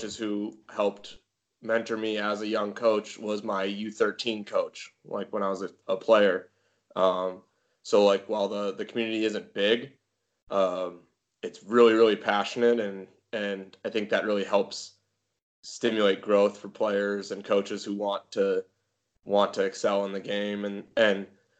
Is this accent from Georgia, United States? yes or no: no; Bismarck, North Dakota, United States; moved away; also born or lived in Wyoming; That's where I grew up